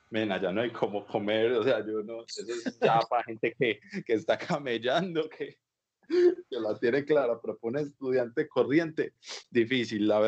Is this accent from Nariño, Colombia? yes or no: no; Antioquia, Colombia; cuando yo llegué de primera sola de Antioquia, yo no sabía yo